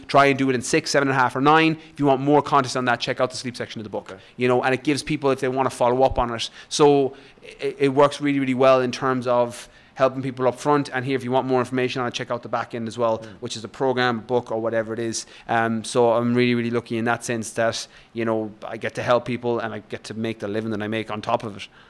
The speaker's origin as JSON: {"language": "English", "region": "west of Ireland", "country": "Ireland", "tie": "born or raised there", "also_born_or_lived": "London", "moved": "as an adult", "said": "I grew up in Ireland, in the west of Ireland. I probably grew I grew up on a farm"}